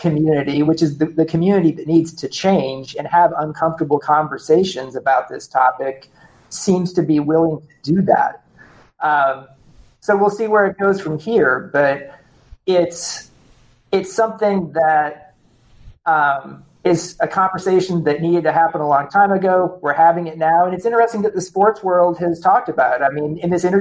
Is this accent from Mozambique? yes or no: no; United States; as an American citizen